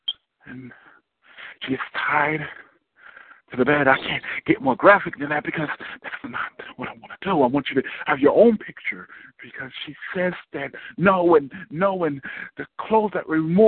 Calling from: Irvington, New Jersey, United States; I'm calling from Irvington, New Jersey

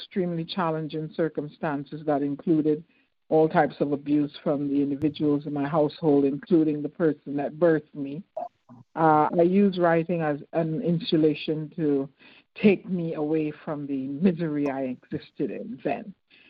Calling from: Connecticut, United States; I'm calling from Connecticut.

